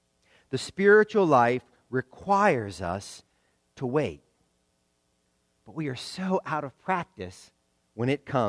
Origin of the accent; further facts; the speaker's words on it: the South, United States; And that last one pains me as a Southerner.